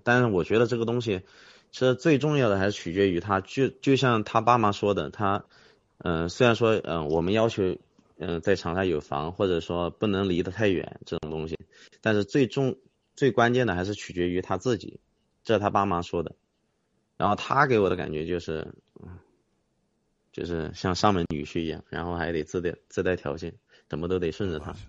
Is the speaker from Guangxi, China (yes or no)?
no; Huaihua, Hunan, China; moved away as an adult; now in Changsha, China; 我老家是怀化的嘛